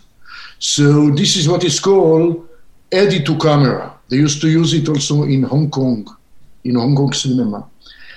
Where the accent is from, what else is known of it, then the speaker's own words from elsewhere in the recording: Israel; English is a second language; moved away as an adult; now in Southern California, United States; I went into the movie business coming from a little child growing up in Israel and seeing spaghetti westerns.